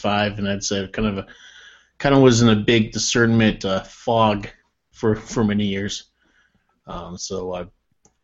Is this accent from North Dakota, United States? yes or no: yes; North Dakota, United States; I grew up in North Dakota